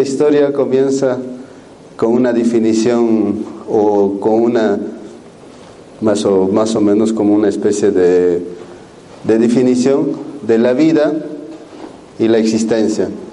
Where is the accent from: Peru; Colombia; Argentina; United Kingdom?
Peru; los chamanes de la Nación Cero, de donde yo vengo